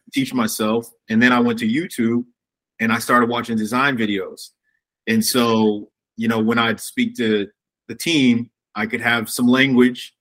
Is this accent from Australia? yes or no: no; Fort Wayne, Indiana, United States; I grew up in Fort Wayne